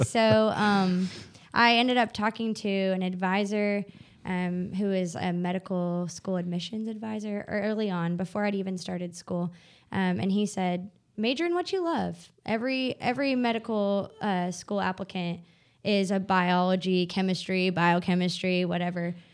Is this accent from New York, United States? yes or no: no; Bentonville, Arkansas, United States; I grew up in Bentonville, Arkansas, so home of Walmart